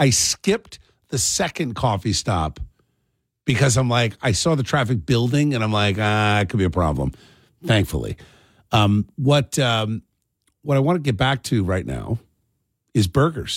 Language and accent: English; Cherry Hill, New Jersey, United States; also born or lived in Camden, New Jersey; I grew up in Cherry Hill. I was born in Camden